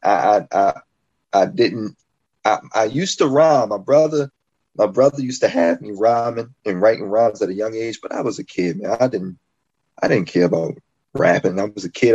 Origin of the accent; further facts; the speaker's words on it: Baltimore, Maryland, United States; I'm an MC from Baltimore, Maryland